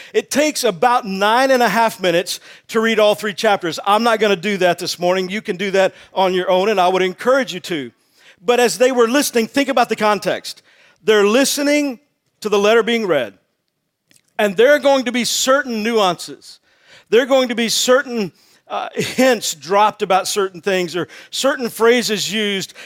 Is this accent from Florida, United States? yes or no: no; Texas, United States; also born or lived in Wake Forest, North Carolina; I'm from Texas